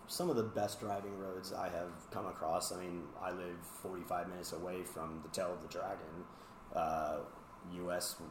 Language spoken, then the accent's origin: English; Dover, Delaware, United States; I grew up in Dover, Delaware, going to Dover Downs all the time, watching NASCAR